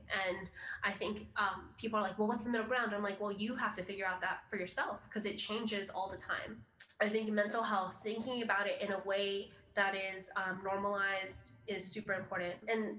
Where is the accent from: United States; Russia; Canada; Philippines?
Philippines; It's like, well, I am Filipino. That's a part of who I am.